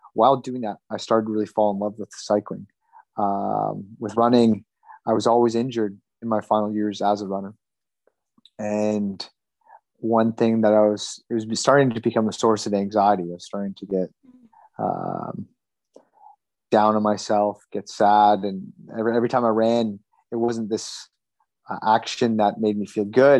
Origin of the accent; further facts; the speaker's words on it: Canada; I grew up in Canada, and Canada is a hockey crazy country